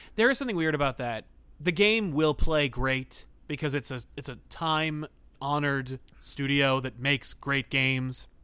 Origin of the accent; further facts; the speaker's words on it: United States; being American